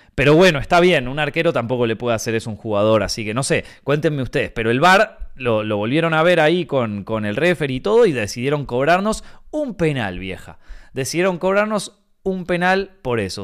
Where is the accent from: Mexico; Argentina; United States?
Argentina; moved away as an adult; now in Madrid, Spain; yo no me fui de Argentina porque, porque no me gusta el país, porque yo estaba bastante bien ahí